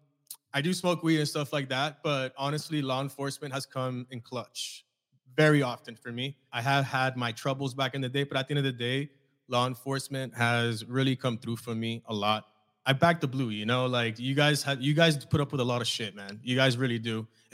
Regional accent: East Coast, United States; now in Naples, United States; Originally though, I'm from the East Coast.

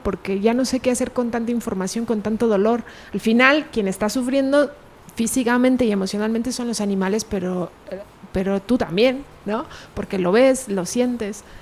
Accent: Pachuca, Hidalgo, Mexico; moved away as an adult; now in Guadalajara, Mexico; yo nací en Hidalgo, Pachuca Hidalgo

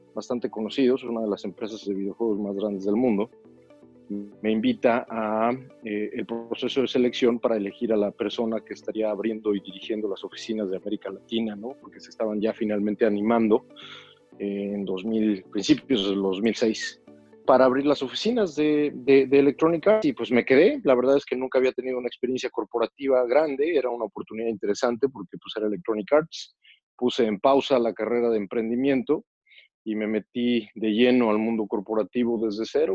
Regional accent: Toluca, State of Mexico, Mexico; moved away as an adult; Soy de Toluca

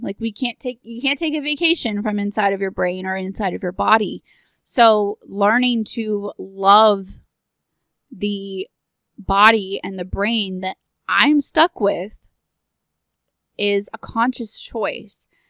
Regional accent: Texas, United States; I am from Texas

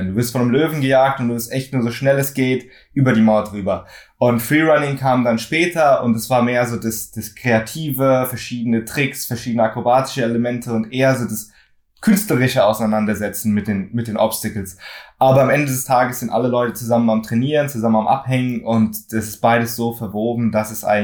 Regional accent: Frankfurt, Hesse, Germany; Also ich bin äh, aus Frankfurt in Deutschland, bin auch hier aufgewachsen, bin zweisprachig aufgewachsen, meinem Dad Englisch, meiner Mom äh, Deutsch

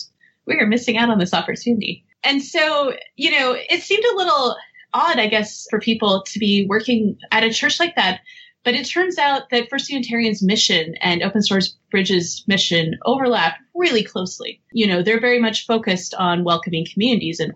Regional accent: Portland, Oregon, United States; I grew up in Portland

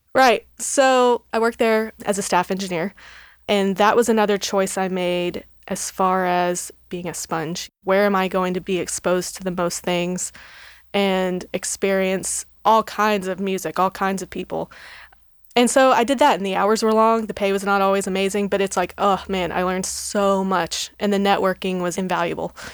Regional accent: Texas, United States; moved away as an adult; now in Nashville, United States; I grew up in Texas

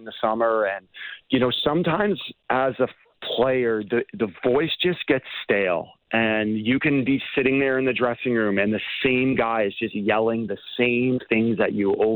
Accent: Toronto, Ontario, Canada; I grew up in Toronto.

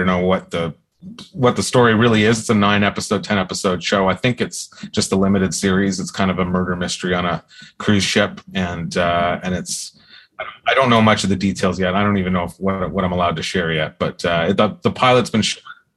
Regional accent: Ontario, Canada; I grew up in Ontario

